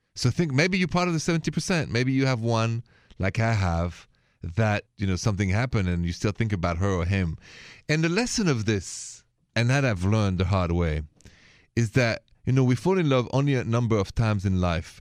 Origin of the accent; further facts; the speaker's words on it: France; accent: French; My accent is French